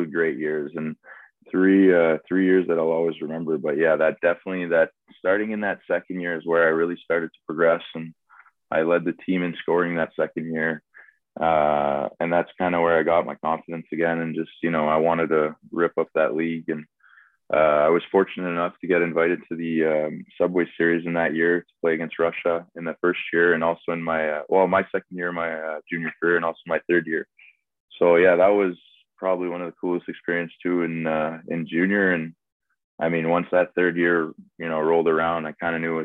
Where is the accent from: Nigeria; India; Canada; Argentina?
Canada; Montreal, Quebec; I kind of grew up around the English area of Montreal